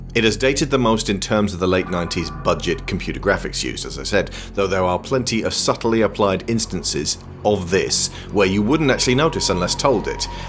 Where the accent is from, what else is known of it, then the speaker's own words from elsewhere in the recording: United Kingdom; in the UK, because the Australian soap opera is such a keystone of our culture